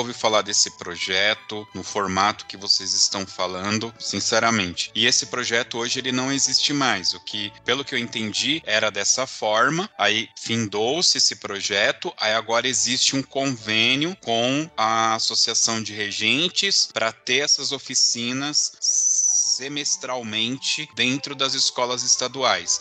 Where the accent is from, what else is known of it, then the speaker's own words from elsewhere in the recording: Southeast, Brazil; eu sou do Sudeste